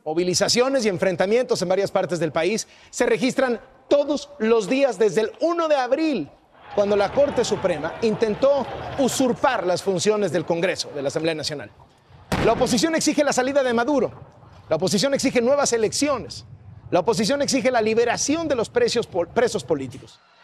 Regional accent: Venezuela; Yo me siento un poco más venezolano. Será porque soy un poco más joven y nunca viví en Colombia de niño

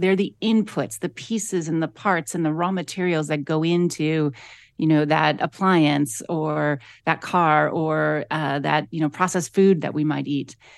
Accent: Akron, Ohio, United States; I grew up in Akron, Ohio

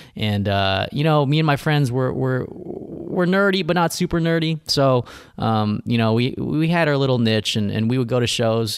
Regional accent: Riverside, California, United States; I grew up in Riverside, California, which is about an hour and a half from L

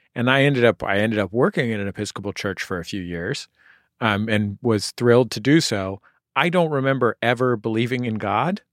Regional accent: San Francisco, California, United States; born or raised there

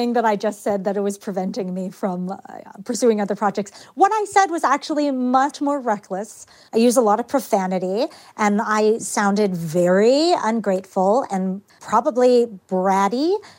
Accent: Richmond, Virginia, United States; I think it had much more to do with being a girl or being a woman and what was considered ladylike in this sort of very genteel place

